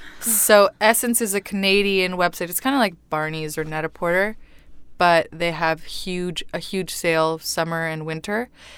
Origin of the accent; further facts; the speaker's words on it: Mexico; first language Spanish; English is a second language; I'm Mexican.